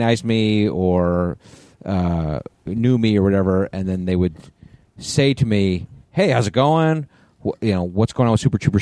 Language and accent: English; Connecticut, United States; moved away; Foxwoods in Connecticut, my hometown